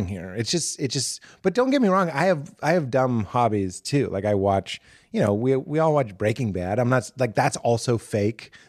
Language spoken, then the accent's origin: English; Boston, Massachusetts, United States; I'm from Boston